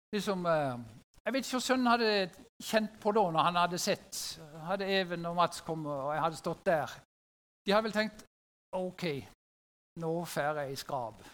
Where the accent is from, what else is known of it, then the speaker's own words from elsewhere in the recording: Sørlandet, Norway; Som sørlending